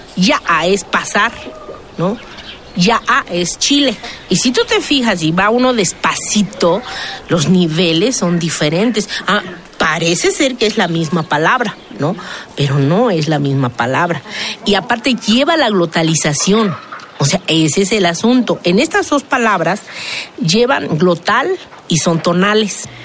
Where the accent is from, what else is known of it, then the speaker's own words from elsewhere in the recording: Oaxaca, Mexico; Yo soy de la Sierra